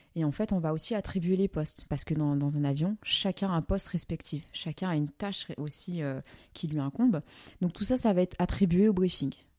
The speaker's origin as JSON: {"language": "French", "country": "France", "said": "en tant que français"}